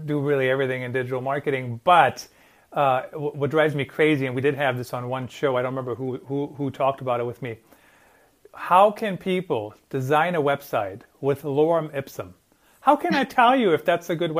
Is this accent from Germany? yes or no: yes; Germany; English is a second language; moved away; also born or lived in Iowa; I grew up in Germany and I know my English is perfect now